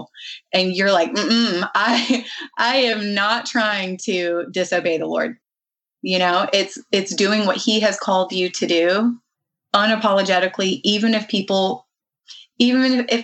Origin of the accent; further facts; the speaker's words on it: the South, United States; I was raised in the South